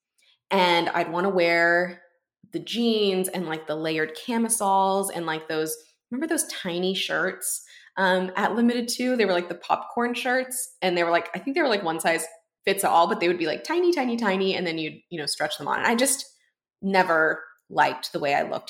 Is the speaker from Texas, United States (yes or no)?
yes; Houston, Texas, United States; I was working at a bookstore in my hometown in Houston